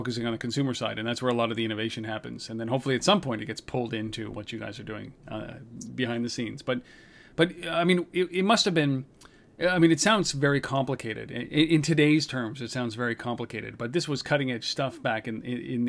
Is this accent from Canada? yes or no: yes; Canada; I know we're Canadian